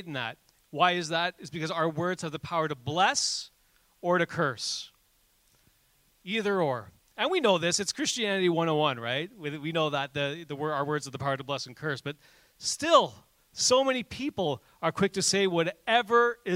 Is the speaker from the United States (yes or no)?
no; Canada; we're Canadian